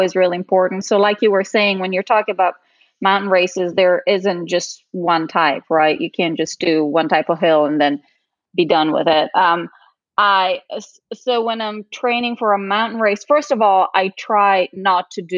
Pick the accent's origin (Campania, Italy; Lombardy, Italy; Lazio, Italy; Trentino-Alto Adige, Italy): Trentino-Alto Adige, Italy; moved away as an adult; now in United States; North Italy. So it's called Alto Adige. It's the region really close to but on the Alps, really close to the border with Austria. That's where my family is from. That's where I was born and raised. And I came here when I was about 19